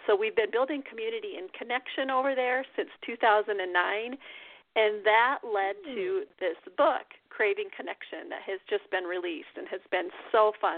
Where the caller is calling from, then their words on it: Iowa, United States; Yeah, I'm calling you from Iowa. It is snowy here. We are actually snowed in our house right now. It's like Snowmageddon. And I am a writer. I write from my farm.